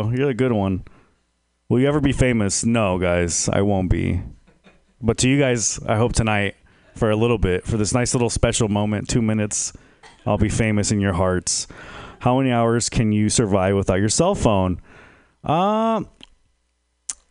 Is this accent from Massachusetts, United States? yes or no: no; San Jose, California, United States; moved away; also born or lived in Texas; I'm originally from San Jose